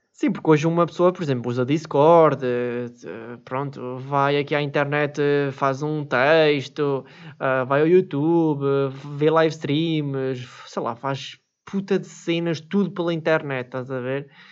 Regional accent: Switzerland; eu nasci na Suíça

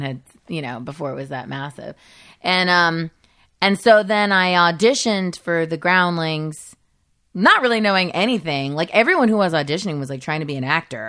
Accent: Modesto, California, United States; moved away as an adult; I grew up in Modesto

